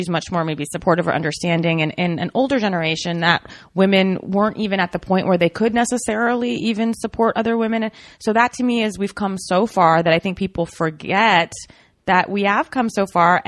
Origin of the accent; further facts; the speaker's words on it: Alexandria, Virginia, United States; I grew up outside DC in Virginia and Alexandria.